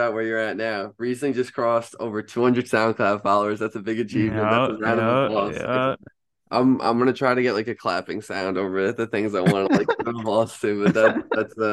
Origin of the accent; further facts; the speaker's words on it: Long Island, New York, United States; I am also from Long Island.